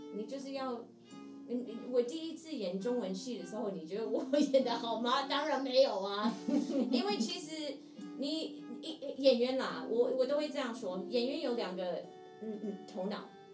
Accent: Seattle, Washington, United States; Chinese is a second language; moved away as an adult; now in Taiwan; 因为我是西雅图人，美，美国西雅图人

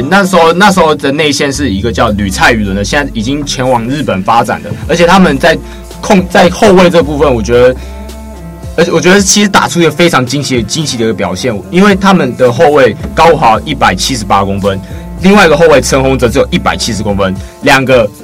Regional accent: Miaoli County, Taiwan; 就在苗栗巨蛋体育馆，我的家乡，我的hometown

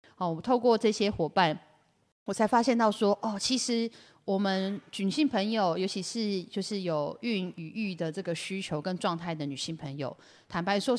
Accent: Yilan County, Taiwan; 我们宜兰人

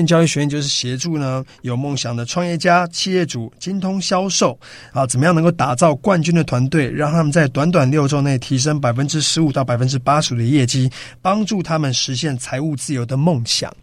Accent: Yilan, Yilan County, Taiwan; also born or lived in Australia; 我是土生土长的宜兰人

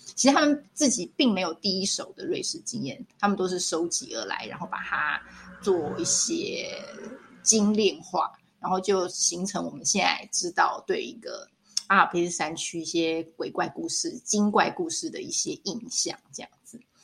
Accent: Taiwan; 我们台湾这边就是会去庙里求一个什么平安符

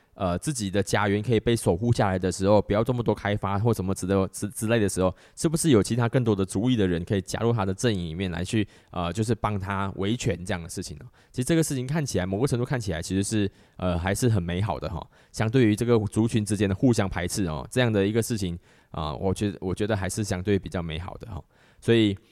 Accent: Malaysia; 在我们马来西亚这边

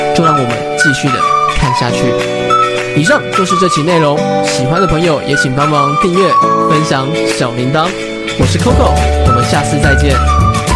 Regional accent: Tainan, Taiwan; 身为台南人的我

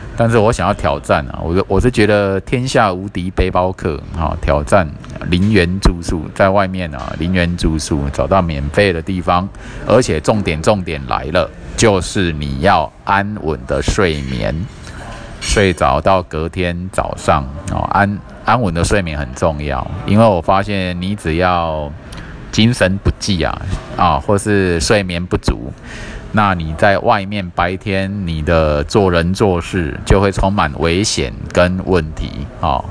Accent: Kaohsiung, Taiwan; 因为我小时候就在这个新乐街的旅馆跑跑跳跳嘛，哈，那时候还很小，然后后来我跑去住新兴区这样，一直住到现在

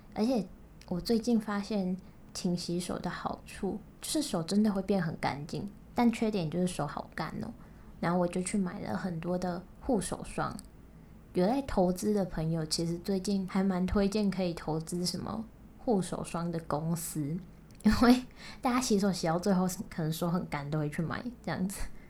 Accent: Kaohsiung, Taiwan; accent: Kaohsiung accent; 我是高雄人，那我讲话一定就有一个高雄腔

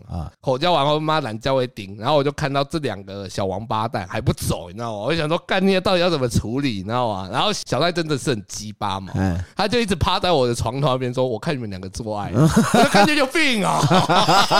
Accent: Taiwan; 我是丢台湾人的脸

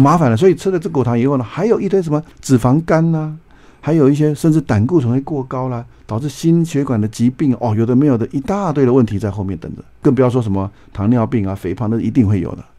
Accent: Taiwan; 我们台湾人的百分之九十每天在吃坏油

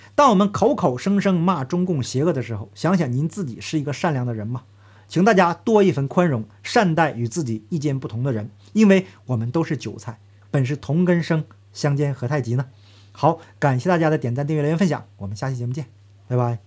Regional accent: Northeast China, China; 我个人呢，也是东北人，他们的罪行就发生在我的家乡

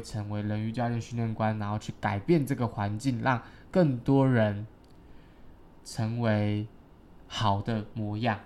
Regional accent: Taiwan; also born or lived in Green Island / Xiaoliuqiu; I'm from Taiwan

